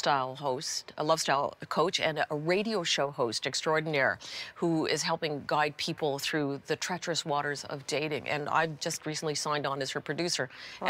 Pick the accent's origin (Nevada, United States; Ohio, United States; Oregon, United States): Ohio, United States; Akron; born there; also born or lived in Los Angeles / Ottawa / Princeton / Florida; Lived in Los Angeles. I was born in Akron, Ohio. Lived in Ottawa. Lived in Princeton. Lived in Florida for a while.